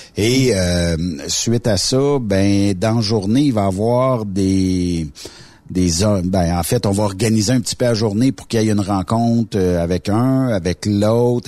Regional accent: Quebec, Canada

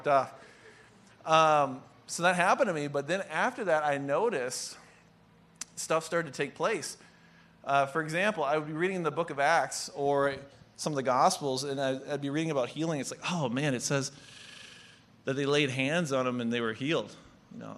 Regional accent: Pine County, Minnesota, United States; I'm from a town of about 2,800 people, including the prison inmates, so not too big. That's the context of where I come from, Pine County

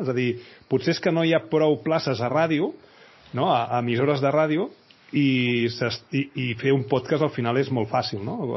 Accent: Badalona, Catalonia, Spain; jo sóc de Badalona

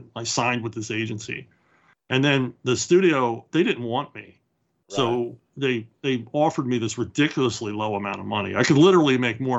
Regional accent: Philadelphia, Pennsylvania, United States; now in Florida, United States; we're both from Philadelphia.

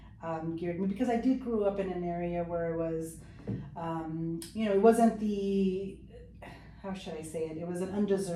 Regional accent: Chula Vista, California, United States; first language Spanish; English is a second language; I grew up actually in Chula Vista, here in the city. Not left. Born here, raised here, and still here.

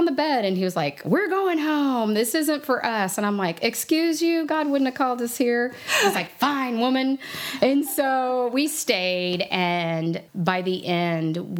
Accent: Lake of the Ozarks, Missouri, United States; I was raised in Missouri on Lake of the Ozarks

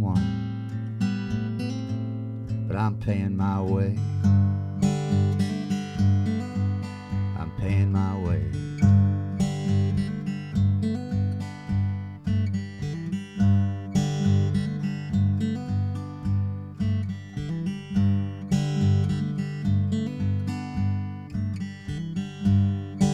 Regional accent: Ireland; me being Irish Catholic

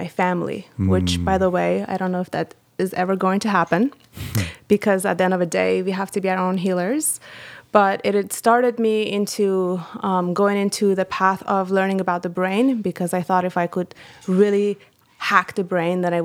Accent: Iran; moved away; I am from Iran

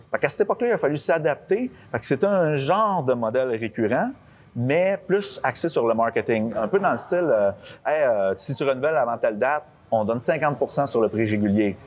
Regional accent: Lavaltrie, Quebec, Canada; Je suis né à la Valtrie.

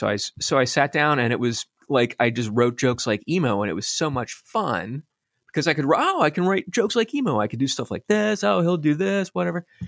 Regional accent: Pennsylvania, United States; I grew up in Pennsylvania

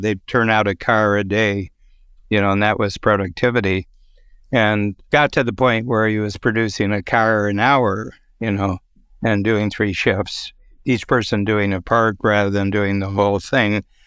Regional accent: Norwalk, Ohio, United States; now in Toronto, Canada; in my hometown in Ohio, Little Norwalk, Ohio

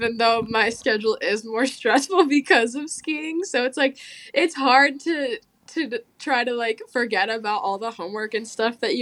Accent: Montana, United States; I'm a skier from Montana, currently attending Montana State

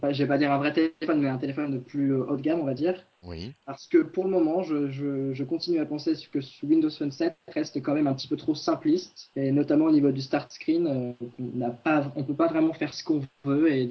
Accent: Orléans, Centre-Val de Loire, France; Je viens de ma petite campagne. D'origine, je suis originaire.

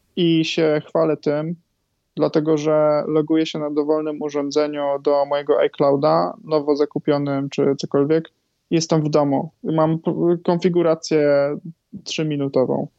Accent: Greater Poland, Poland; also born or lived in Warsaw; ja pochodzę z Wielkopolski

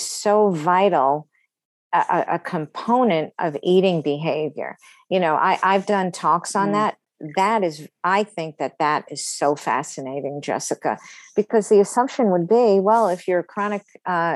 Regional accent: New York City, New York, United States; I grew up in Brooklyn

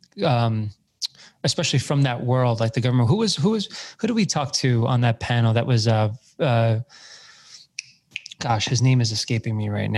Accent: New York City, New York, United States; I was born on Staten Island, which is Trump country right now

